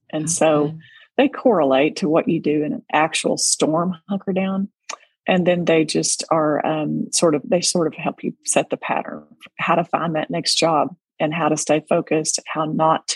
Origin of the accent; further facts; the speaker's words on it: Texas, United States; being a Texas girl, that's a familiar term to me, because growing up in Tornado Alley